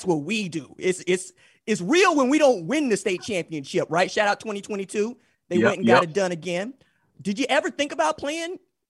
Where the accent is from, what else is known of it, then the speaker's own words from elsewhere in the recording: Tulsa, Oklahoma, United States; Most of you know I'm from Tulsa. What you probably didn't know is Isaiah and I both attended and graduated from the same high school at Tulsa Memorial.